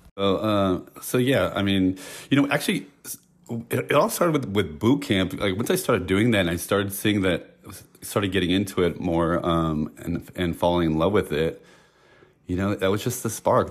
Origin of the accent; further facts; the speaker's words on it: San Francisco, California, United States; I'm from San Francisco